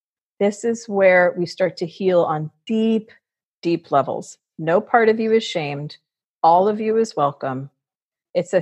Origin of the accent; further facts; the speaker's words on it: Fort Lauderdale, Florida, United States; I grew up in Fort Lauderdale where wildness is normal.